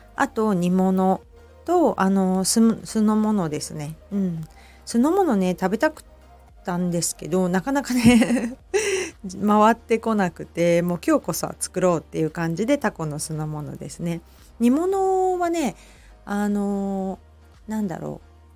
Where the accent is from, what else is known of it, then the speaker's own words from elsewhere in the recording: Shizuoka, Japan; also born or lived in Kita-Kamakura, Kanagawa; now in Kamakura, Japan; 私ね静岡出身なので子供の頃からねもうお茶がある生活っていうのが当たり前で